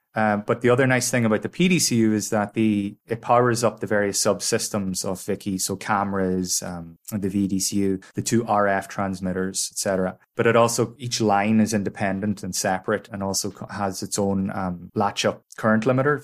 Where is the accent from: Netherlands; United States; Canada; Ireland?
Ireland